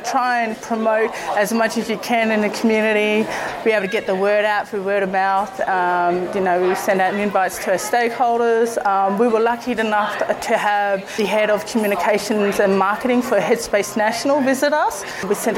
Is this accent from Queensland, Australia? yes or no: no; Alice Springs, Northern Territory, Australia; I'm an Aboriginal woman. I'm from here. My family ties are from here, my maternal family.